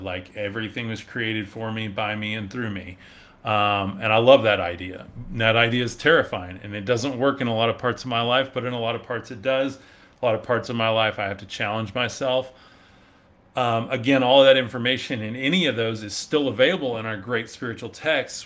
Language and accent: English; West Texas, United States; I am from West Texas. Um, so we say y'all and howdy here